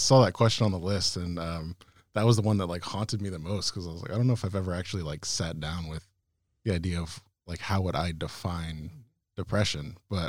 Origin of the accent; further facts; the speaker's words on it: California, United States; Yeah. So I'm from Sonoma County, born and raised. My family is from here as well, and I've lived here my entire life.